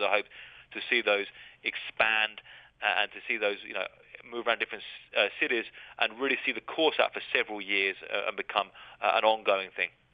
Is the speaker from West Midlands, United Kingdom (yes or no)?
no; Brighton, South East England, United Kingdom; moved away as an adult; now in Mexico; growing up in Brighton